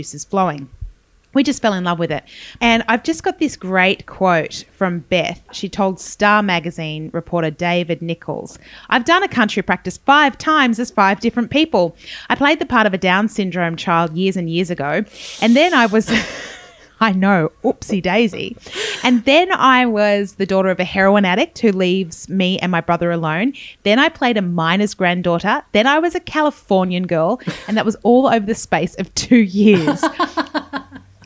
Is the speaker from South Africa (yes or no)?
no; Robertson, New South Wales, Australia; Not only is it my hometown